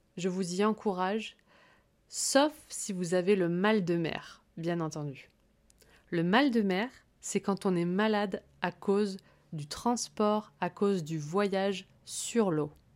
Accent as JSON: {"language": "French", "region": "Corsica", "country": "France", "tie": "born or raised there", "said": "j'ai grandi en Corse"}